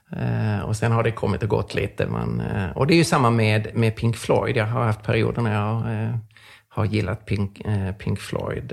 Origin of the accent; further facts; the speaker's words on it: Lund, Skåne, Sweden; jag växte upp i Lund som är väldigt sekulärt.